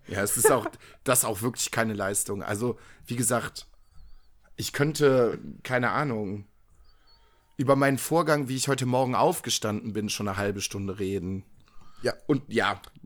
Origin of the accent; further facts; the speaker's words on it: Viersen, North Rhine-Westphalia, Germany; in meiner Heimatstadt, in der, aus der ich komme, das ist das Dorf nebenan, äh, Dülken